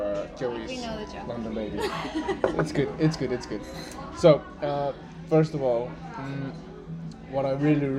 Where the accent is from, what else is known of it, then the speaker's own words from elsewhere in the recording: Iceland; English is a second language; we're all Icelandic